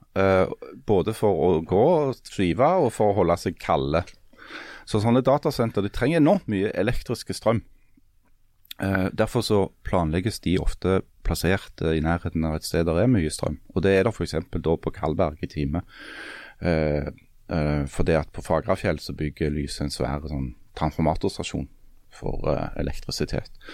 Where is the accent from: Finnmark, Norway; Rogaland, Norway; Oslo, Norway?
Rogaland, Norway; Svertingstad, Time municipality; Spør meg hvor jeg vokste opp. Hvor vokste du opp? I Svertingstad